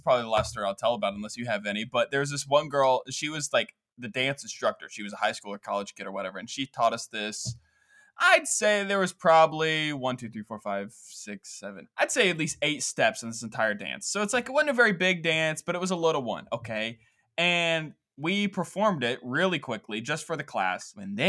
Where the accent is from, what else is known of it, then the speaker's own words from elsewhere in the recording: Scotland, United Kingdom; I mean, I'm from Scotland. This is nothing to me.